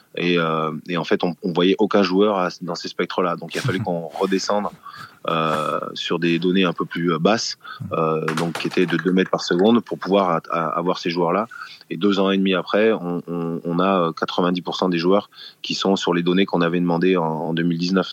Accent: France; on est, on est français

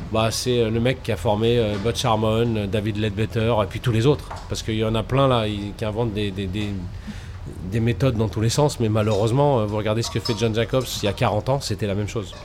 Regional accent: Paris, Île-de-France, France; je suis Porte d'Orléans. Gros, en gros, j'ai vécu toute ma vie pas loin de la Porte d'Orléans

